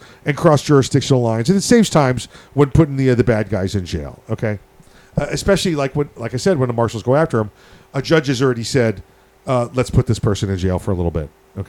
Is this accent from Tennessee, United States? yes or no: no; Missouri, United States; And I was like, I'm from the obvious part. So now show me.